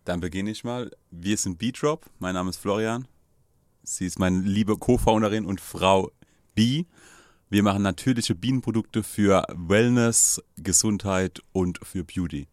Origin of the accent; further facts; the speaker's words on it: Landau, Rhineland-Palatinate, Germany; Wir kommen ja aus Landau